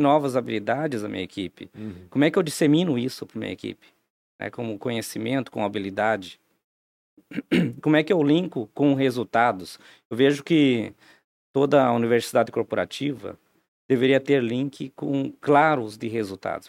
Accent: Timbó, Santa Catarina, Brazil; also born or lived in Santa Cecília; now in Blumenau, Brazil; com 10 anos em morar para Timbó, aqui na, na região, né? É, minha adolescência toda lá

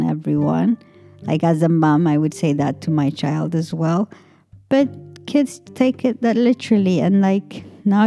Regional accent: Ethiopia; moved away; I come from Ethiopia, so the whole blackness of Ethiopian people is very different. We're very proud people

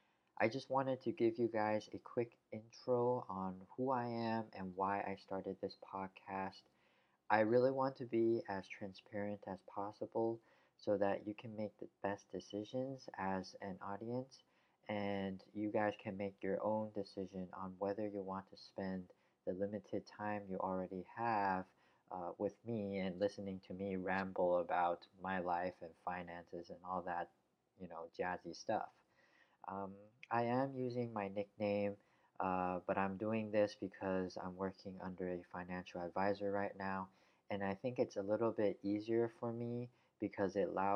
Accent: United States; born there; English is a second language; English is not really my mother tongue, even though I was born in the US.

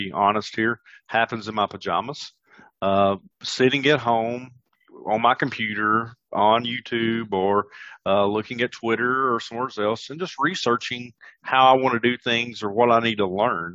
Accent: the South, United States; I'm from the South.

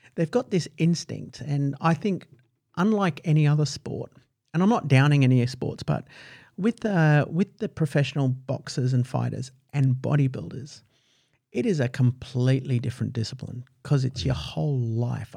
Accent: United Kingdom; now in Australia; I was born in the United Kingdom

